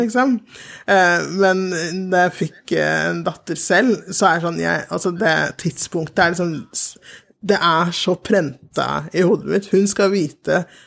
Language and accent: Norwegian; Oslo, Norway; also born or lived in Sierra Leone; jeg er oppvokst i, på Hauketo